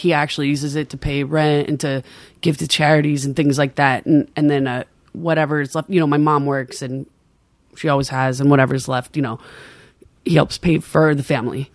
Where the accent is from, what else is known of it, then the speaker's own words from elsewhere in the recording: Maui, Hawaii, United States; accent: Pidgin; moved away; also born or lived in Anaheim, California; I grew up in a real local Hawaiian town on Maui